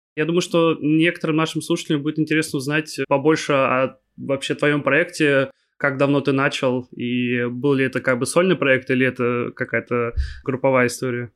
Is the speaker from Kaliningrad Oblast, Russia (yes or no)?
yes; Kaliningrad, Kaliningrad Oblast, Russia; also born or lived in Moscow; Я сам из Калининграда, я сейчас нахожусь в Москве, по работе